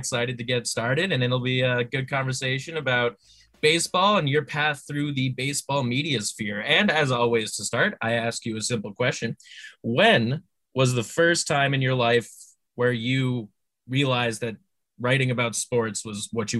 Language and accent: English; Boston, Massachusetts, United States; So while I am from Boston